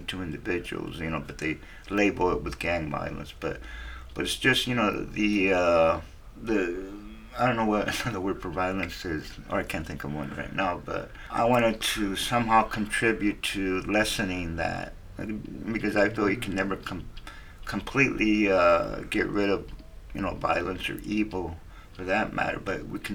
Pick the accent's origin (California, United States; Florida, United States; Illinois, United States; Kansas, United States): California, United States; Wilmington; from Wilmington. You know, I went to high school and junior high there.